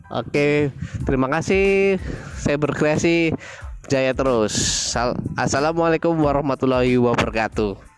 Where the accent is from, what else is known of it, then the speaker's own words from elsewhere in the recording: Surabaya, East Java, Indonesia; Saya berasal dari Surabaya Saat ini saya domisili juga di Surabaya